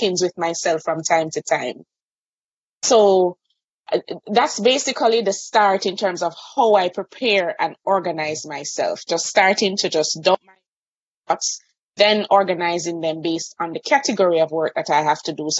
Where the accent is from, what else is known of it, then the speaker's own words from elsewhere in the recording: Kingston, Jamaica; I'm from Kingston, Jamaica. So I have the privilege of living on an island